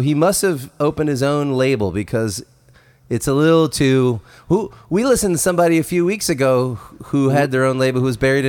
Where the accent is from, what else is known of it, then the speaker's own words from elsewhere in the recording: near Baltimore, Maryland, United States; I grew up near Baltimore